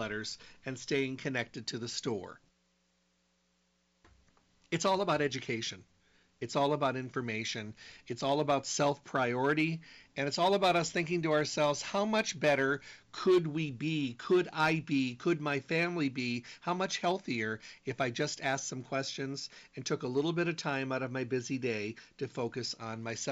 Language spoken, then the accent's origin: English; Michigan, United States; I'm from Michigan. I was born and raised there